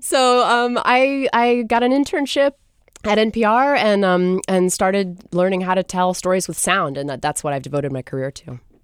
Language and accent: English; Gloucester, Massachusetts, United States; now in Seattle, United States; I grew up in Gloucester, Massachusetts, actually, um, which is a fishing town